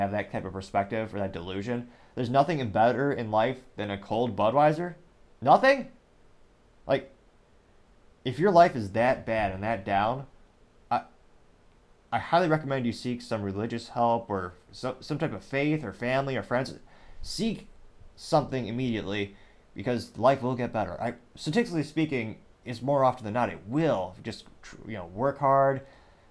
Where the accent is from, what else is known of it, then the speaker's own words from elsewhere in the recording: Midwest, United States; when I was a kid back in the day growing up in the Midwest